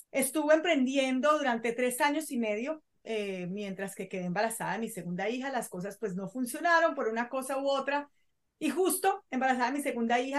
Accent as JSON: {"language": "Spanish", "country": "Colombia", "also_born_or_lived": "Venezuela", "said": "yo soy colombiana, pero vivía en Venezuela, yo viví en Venezuela durante muchos años, por eso hay gente que se, no, no, sabe de dónde soy."}